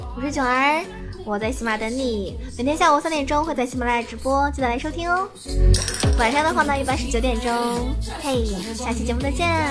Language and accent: Chinese; Zhejiang, China; 作为一个浙江人